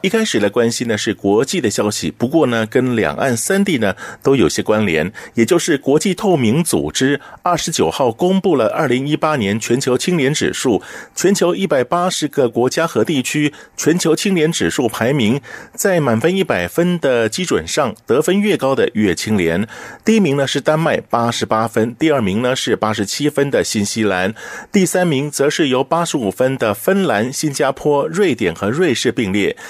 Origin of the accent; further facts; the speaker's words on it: Taiwan; 我们台湾这边